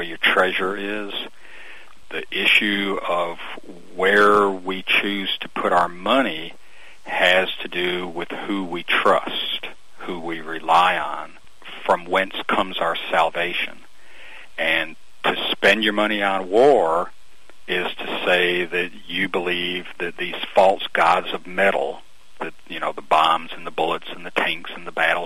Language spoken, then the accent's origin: English; Albany, Georgia, United States; now in Brunswick, United States; I was raised in South Georgia, but over on the west side of the state, in Albany